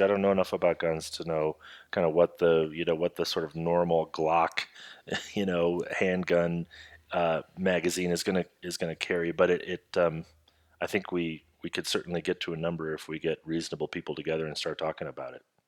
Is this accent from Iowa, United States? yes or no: yes; Iowa, United States; Jeff and my home state of Iowa